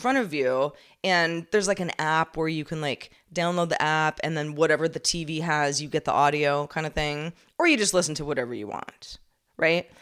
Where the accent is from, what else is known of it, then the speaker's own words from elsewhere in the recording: California, United States; I'm just from California.